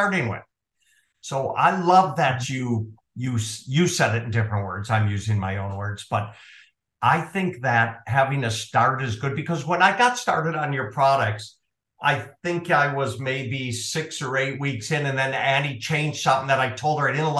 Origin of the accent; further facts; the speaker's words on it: Minnesota, United States; I grew up in Minnesota